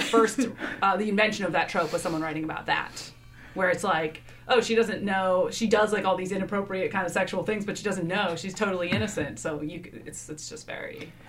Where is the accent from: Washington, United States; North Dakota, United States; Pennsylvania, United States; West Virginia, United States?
Washington, United States; Seattle; moved away as an adult; now in New York City, United States; I'm from Seattle, but I currently live in New York City.